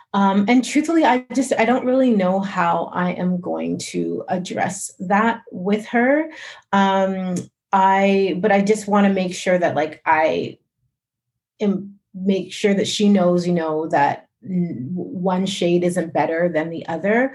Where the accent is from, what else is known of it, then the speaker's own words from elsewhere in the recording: Calgary, Alberta, Canada; growing up in Calgary